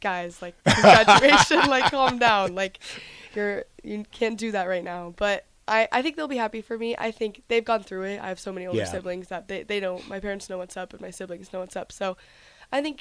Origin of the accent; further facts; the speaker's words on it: Lincoln, Nebraska, United States; I was always from Lincoln. I've always lived here. I went to Adams Elementary School and then Scott Middle School and now Southwest High School